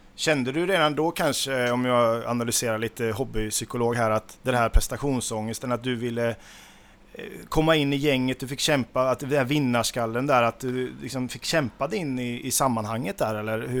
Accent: Nittorp, Västra Götaland, Sweden; jag är uppvuxen i Nittorp

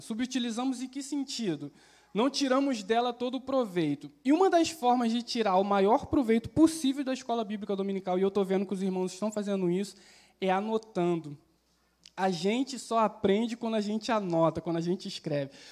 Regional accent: Baixada Fluminense, Rio de Janeiro, Brazil; also born or lived in Duque de Caxias; eu sou carioca, baixada fluminense

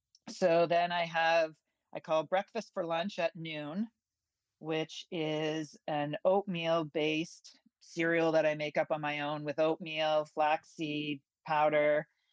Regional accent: Ontario, Canada; I'm from Ontario, so I have a meat delivery service once a month.

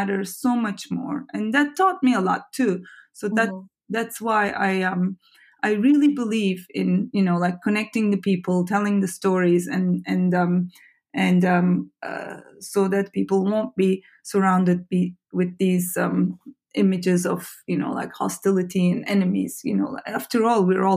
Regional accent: Turkey; I grew up and studied in Turkey

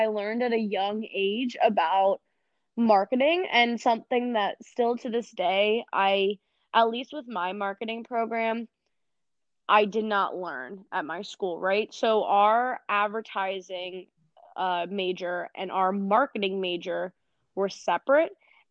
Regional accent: Philadelphia, Pennsylvania, United States; born or raised there

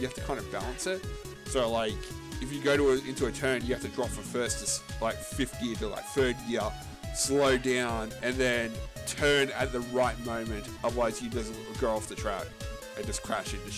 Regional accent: Australia; I'm Australian

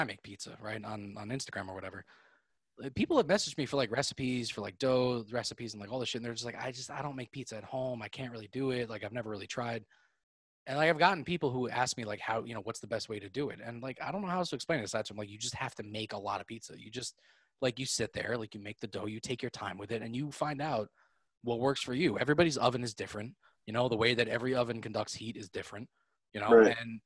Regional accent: New York, United States; I grew up in New York or that I'm Italian

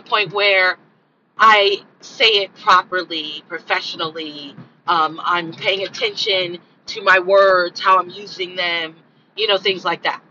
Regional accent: Los Angeles, California, United States; I'm from South Central, struggle life

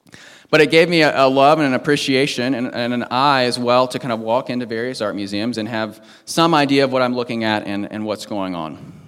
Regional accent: Washington, D.C. area, United States; I grew up on the East Coast, right outside Washington, D.C.

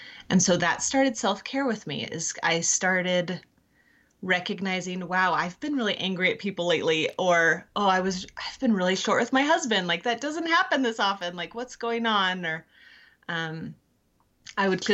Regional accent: California, United States; moved away as an adult; I grew up in California and met my husband at college

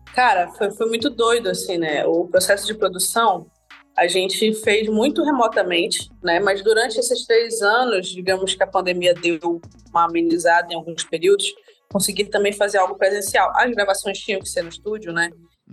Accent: interior of Amazonas, Brazil; amazonense, nasci no interior do Amazonas

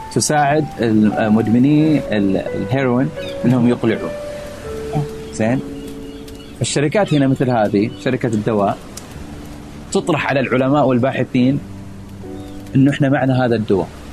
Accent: Saudi Arabia; moved away as an adult; now in Philadelphia, United States

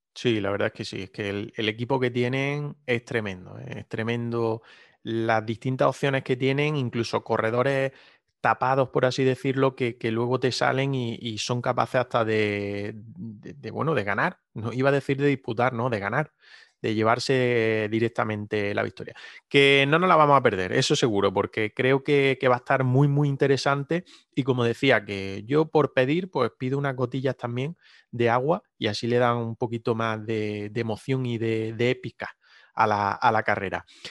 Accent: Granada, Andalusia, Spain; los que somos de aquí de Granada

